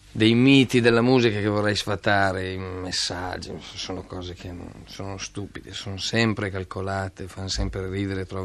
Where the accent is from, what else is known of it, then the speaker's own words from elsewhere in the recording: Pavia, Lombardy, Italy; Di Pavia